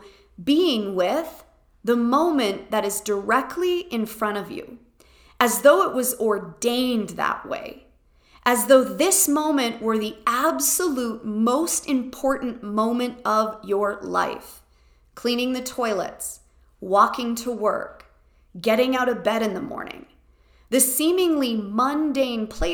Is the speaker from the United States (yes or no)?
no; Canada; I am quintessentially Canadian